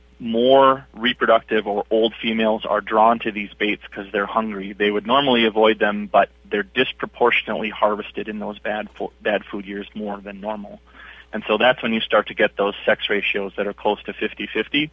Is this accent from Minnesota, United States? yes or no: yes; Oak Grove, Minnesota, United States; also born or lived in Hibbing, Minnesota; I grew up in Oak Grove, Minnesota, just on the north end of the suburbs of the Twin Cities.